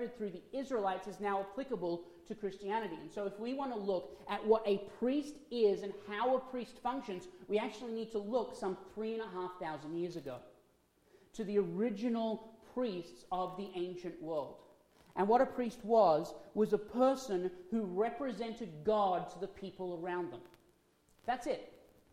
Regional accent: Australia; moved away; I'm from Australia. As being from Australia, we are still part of the monarchy under the Queen

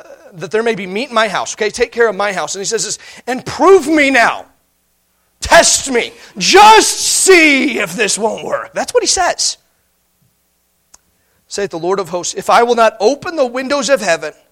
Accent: Indiana, United States; now in Montana, United States; When I grew up in Indiana

